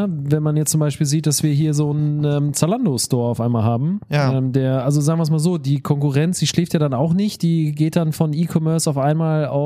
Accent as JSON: {"language": "German", "region": "Northern Germany", "country": "Germany", "said": "wir kommen aus Norddeutschland, die sind genauso, nur dass wir platt sprechen"}